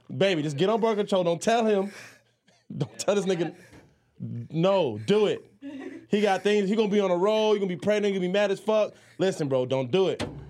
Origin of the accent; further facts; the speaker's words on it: Miami, Florida, United States; also born or lived in Jamaica; I was born in Jamaica, I was moved to Miami